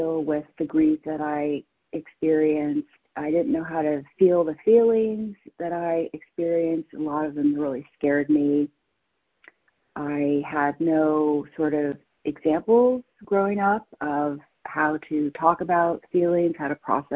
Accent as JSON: {"language": "English", "town": "San Francisco", "region": "California", "country": "United States", "tie": "born or raised there", "said": "I was born and raised in San Francisco"}